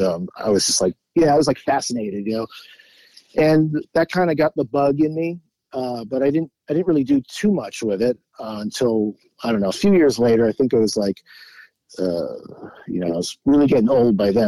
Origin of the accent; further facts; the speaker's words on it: Great Neck, New York, United States; moved away; grew up in Great Neck, Long Island